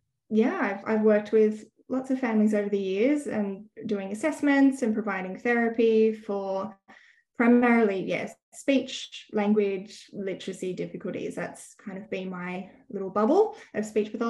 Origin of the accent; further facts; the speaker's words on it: Sydney, New South Wales, Australia; moved away as an adult; also born or lived in Western Australia; now in Brisbane, Australia; I grew up in Sydney